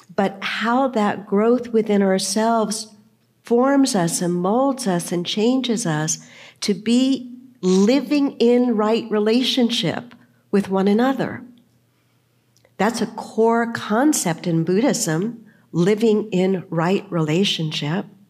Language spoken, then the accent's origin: English; San Diego, California, United States; when I was growing up, I grew up in the Lutheran Church, and we went pretty much every Sunday. My parents were open to different churches, but we kind of landed in the Lutheran Church. Here in San Diego, as a matter of fact, I was confirmed